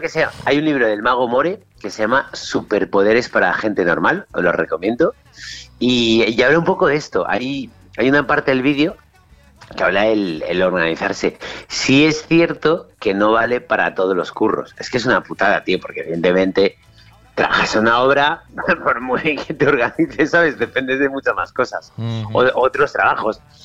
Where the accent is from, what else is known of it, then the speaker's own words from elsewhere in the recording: Spain; en España somos españoles